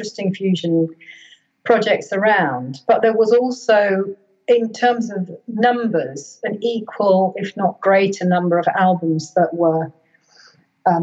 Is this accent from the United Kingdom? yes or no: yes; United Kingdom; they listed me as being from Britain. You know, they were totally up for recognizing me as a British artist and a product of my roots in Britain